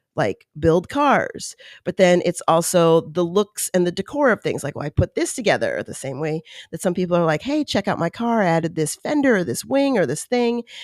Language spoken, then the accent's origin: English; East Coast, United States; now in California, United States; I was born on the East Coast.